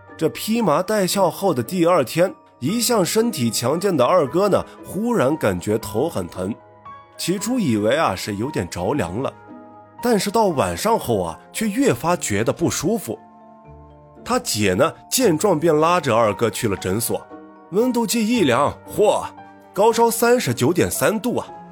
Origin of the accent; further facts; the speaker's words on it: Northwest China, China; 一个土生野长的西北大汉…